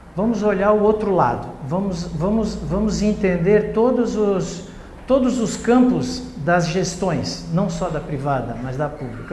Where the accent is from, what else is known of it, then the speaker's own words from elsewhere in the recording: Blumenau, Santa Catarina, Brazil; eu sou cidadão blumenauense, né? sou catarinense e sou brasileiro